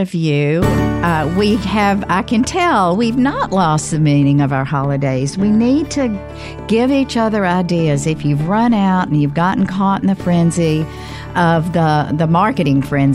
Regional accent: Canton, Mississippi, United States; My hometown, Canton.

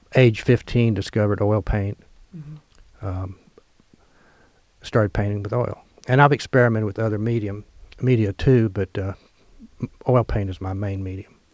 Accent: Kennett, Missouri, United States; moved away as an adult; now in Oxford, United States; I grew up in Kennett, Missouri

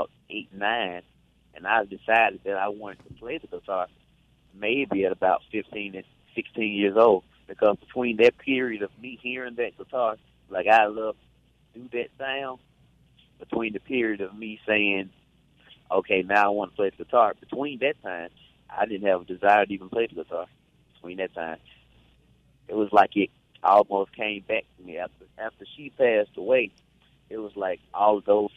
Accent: Glen Allen, Mississippi, United States; also born or lived in Greenville, Mississippi; we were in Glen Allen, and I was practically raised in Glen Allen

